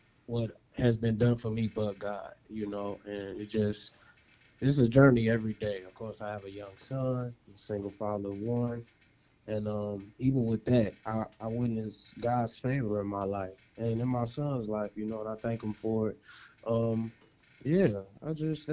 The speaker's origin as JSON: {"language": "English", "town": "Chicago", "region": "Illinois", "country": "United States", "tie": "born or raised there", "said": "Chicago's home for me. Chicago City boy. Born and bred, and I love my hometown"}